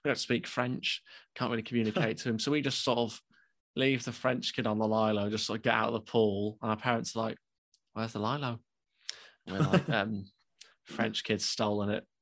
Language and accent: English; United Kingdom; we're British